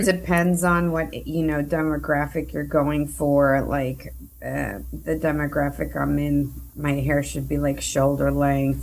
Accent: New York City, New York, United States; I am originally from New York. I'm from first generation from Colombian parents. They immigrated to the United States, and I was raised in Queens, New York

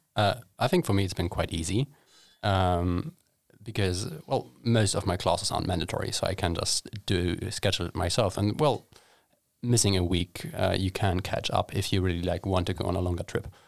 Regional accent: Hamburg, Germany; moved away as an adult; now in Sweden; I traveled home back to Hamburg

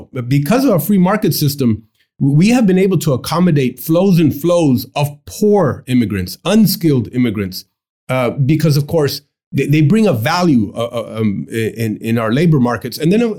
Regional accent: United States; born there; But we had the safety and security of knowing we were U.S. citizens because I was born in America.

